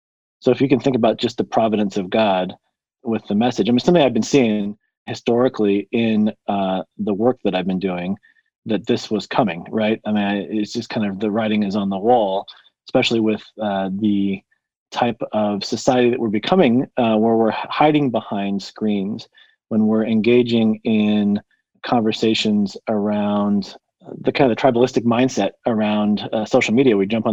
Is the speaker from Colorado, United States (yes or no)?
yes; Colorado, United States; So I come from Colorado. I live in a small town called Monument, about 7,000-8,000 people, and just love kind of the small town vibe, really close to Denver and Colorado Springs